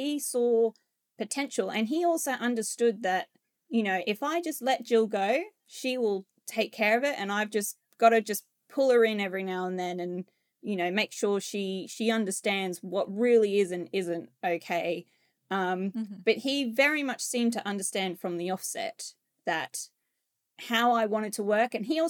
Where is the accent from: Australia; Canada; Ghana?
Australia; now in United Kingdom; And I know as an Australian, like we are very to the point nation. We're not rude in any way, but obviously when I came to the UK, I discovered very quickly that my directness doesn't quite equate to how that is perceived in the UK.